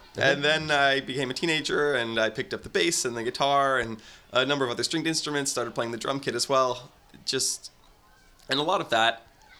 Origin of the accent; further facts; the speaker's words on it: San Francisco, California, United States; born there; I was born at San Francisco General.